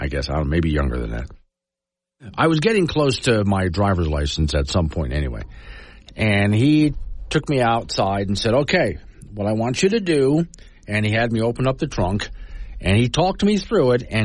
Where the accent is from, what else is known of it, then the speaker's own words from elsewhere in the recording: Florida, United States; now in Wyoming, United States; where I grew up in Florida